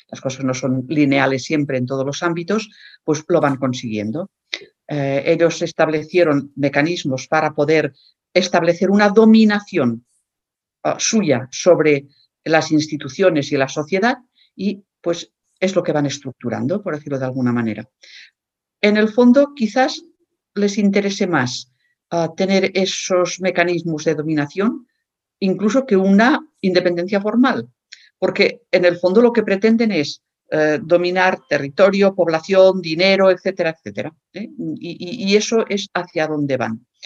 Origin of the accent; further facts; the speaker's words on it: Catalonia, Spain; ya asumiremos como catalanes eh, todas las nuevas competencias que vengan en el estatuto.